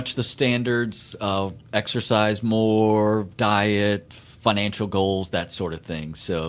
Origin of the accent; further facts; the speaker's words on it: Orlando, Florida, United States; Orlando's my hometown